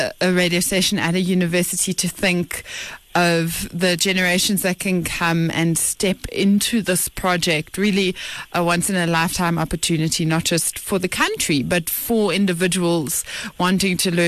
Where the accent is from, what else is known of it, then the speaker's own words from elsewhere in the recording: South Africa; as South Africans